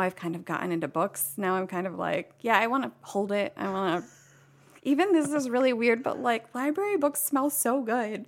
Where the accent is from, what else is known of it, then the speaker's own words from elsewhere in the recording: Dennison, Southeast Ohio, United States; moved away as an adult; also born or lived in Flint, Michigan; I grew up in Southeast Ohio. It's called Denison.